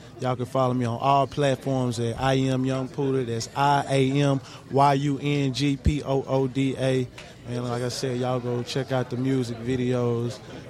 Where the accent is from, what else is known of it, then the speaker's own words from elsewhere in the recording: Orange, Texas, United States; also born or lived in Houston, Texas; Orange, Texas.